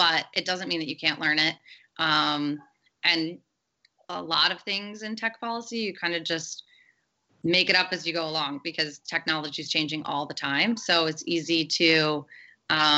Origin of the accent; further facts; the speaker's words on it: Grand Rapids, Michigan, United States; now in Washington, D.C., United States; my hometown of Grand Rapids, Michigan